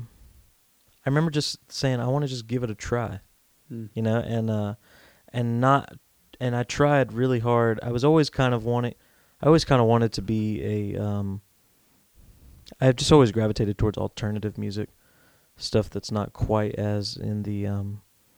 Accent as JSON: {"language": "English", "region": "North Carolina", "country": "United States", "tie": "born or raised there", "said": "I grew up here in North Carolina"}